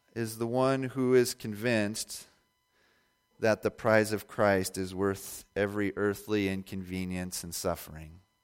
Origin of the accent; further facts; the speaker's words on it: Indiana, United States; I was born and raised in Indiana